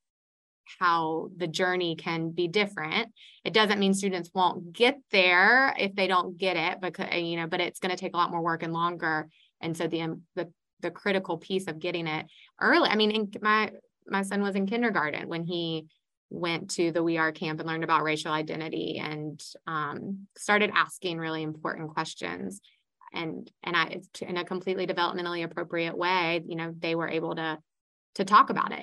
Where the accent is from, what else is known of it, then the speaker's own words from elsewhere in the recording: Iredell County, North Carolina, United States; I grew up in Iredell County in the Iredell State School System